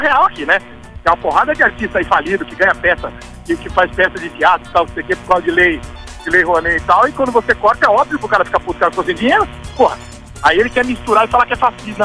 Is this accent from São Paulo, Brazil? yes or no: yes; São Paulo, Brazil; moved away as an adult; now in Rio de Janeiro, Brazil; Eu sou de São Paulo, né? Moro aqui há oito anos.